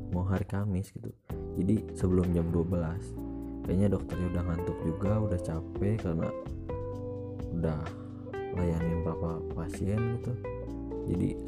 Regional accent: Bandung, West Java, Indonesia; born there; gue lahir di Bandung tanggal 8 Maret tahun

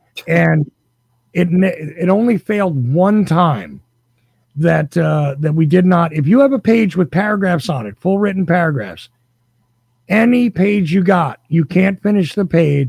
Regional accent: New Jersey, United States; I was actually born in New Jersey

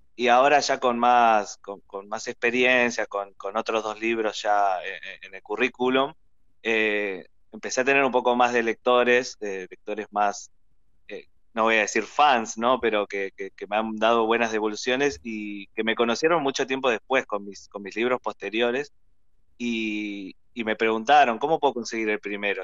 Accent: Argentina; me hizo sentir muy orgulloso de mi ciudad y nos hace sentir muy orgullosos eh, como argentinos

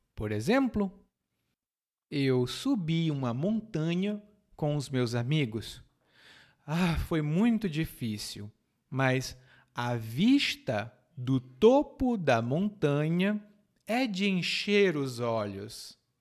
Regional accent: Ceará, Brazil; lá no Ceará, de onde eu venho

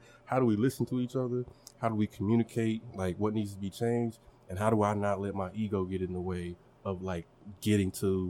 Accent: Longview, Texas, United States; moved away as an adult; also born or lived in Oklahoma; now in Tulsa, United States; the similarities I see between my hometown of Longview, Texas and Tulsa. It's a big country city where everybody knows everybody.

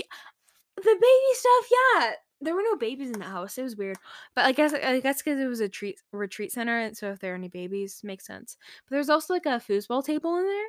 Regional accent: Texas, United States; we're from Texas.

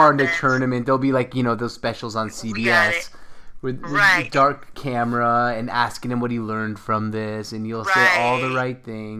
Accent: Seattle, Washington, United States; I'm from Seattle.

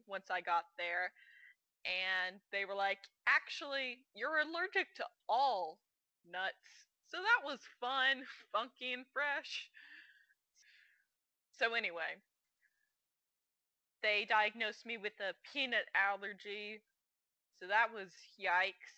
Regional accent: Birmingham, Alabama, United States; I'm from Birmingham, Alabama

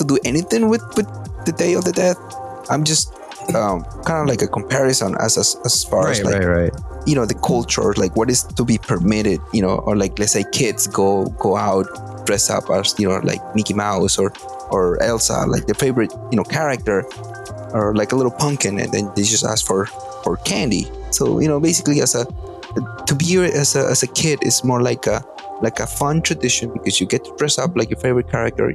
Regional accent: Atlixco, Puebla, Mexico; moved away; growing up in Mexico

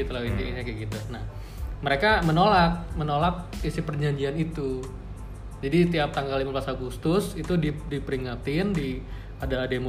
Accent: Papua, Indonesia; kenapa karena gue dari Papua lu ngatain gue monyet karena bentuk fisik gue begitu

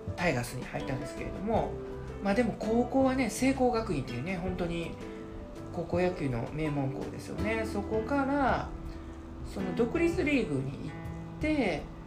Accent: Hyogo, Japan; 私と同じ兵庫県出身

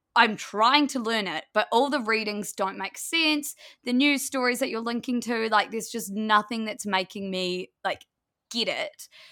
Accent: Blenheim, Marlborough, New Zealand; moved away as an adult; also born or lived in Wellington, New Zealand; We grew up in Blenheim, which is a small town in the South Island of New Zealand.

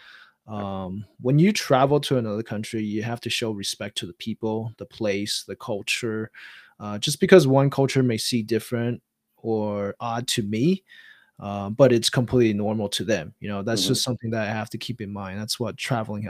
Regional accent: Taiwan; now in United States; I was born and raised in Taiwan

